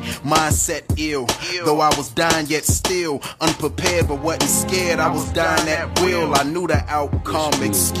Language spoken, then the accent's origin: English; United States; I grew up right in the South Shore community.